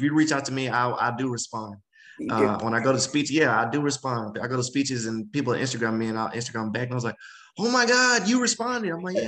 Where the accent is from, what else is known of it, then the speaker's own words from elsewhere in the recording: the South, United States; Oh, no, just growing up in the South, I'm super family oriented.